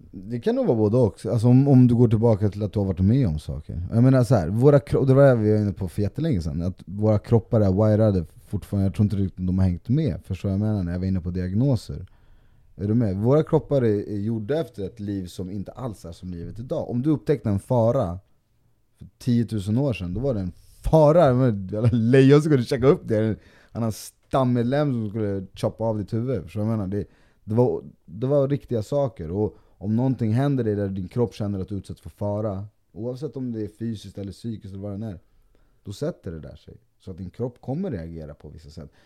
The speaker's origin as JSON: {"language": "Swedish", "country": "Sweden", "tie": "born or raised there", "also_born_or_lived": "Colombia", "said": "bor och är uppväxt i Sverige"}